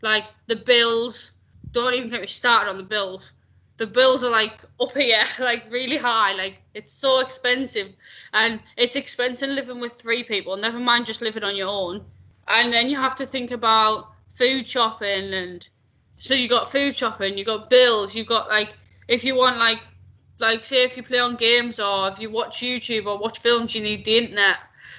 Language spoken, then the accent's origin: English; Scotland, United Kingdom; I'm from Scotland. I just don't sound it.